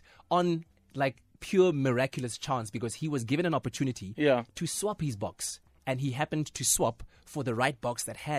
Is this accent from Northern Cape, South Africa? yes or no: no; North West, South Africa; Kitswapochi. Well, Kitswapochi via Itoseng, Ikageng, via Phokeng.